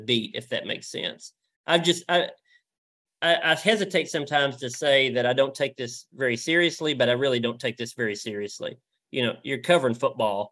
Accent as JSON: {"language": "English", "region": "Tennessee", "country": "United States", "tie": "born or raised there", "also_born_or_lived": "Nashville, Tennessee / Mount Juliet, Tennessee", "said": "I grew up in Tennessee, and it's West Tennessee, Middle Tennessee, East Tennessee. And they all I've lived in all three now"}